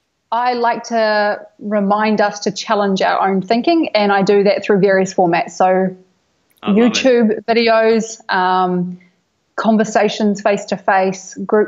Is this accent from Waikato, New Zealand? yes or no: no; Hawke's Bay, New Zealand; now in Bali, Indonesia; Hawke's Bay, which is North Island, East Coast.